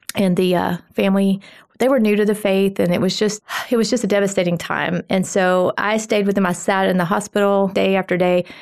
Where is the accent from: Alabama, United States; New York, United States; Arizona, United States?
Alabama, United States; Phil Campbell; I am a farm girl from Phil Campbell, Alabama.